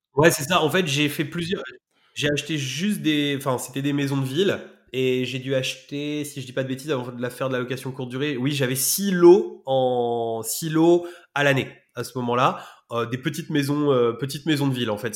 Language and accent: French; Rouen, Normandy, France; j'ai grandi, j'ai grandi à Rouen